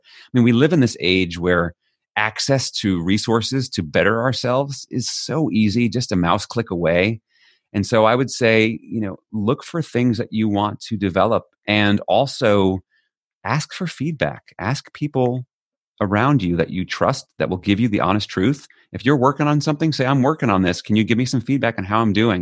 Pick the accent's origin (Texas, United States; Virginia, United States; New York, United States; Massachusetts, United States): New York, United States; New York City; moved away as an adult; now in Netherlands; I'm an American born in New York City